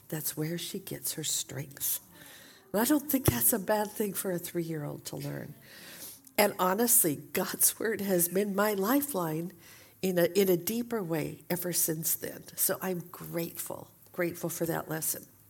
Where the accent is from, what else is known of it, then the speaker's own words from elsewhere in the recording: Portland, Oregon, United States; moved away as an adult; also born or lived in Saint Paul, Minnesota; we had recently moved back from Saint Paul, Minnesota to Portland, Oregon, my hometown